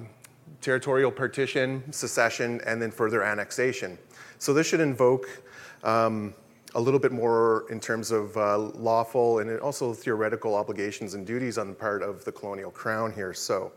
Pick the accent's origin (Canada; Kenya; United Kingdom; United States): Canada; my home territory, the Algonquin territory here. I grew up in Pequawknagon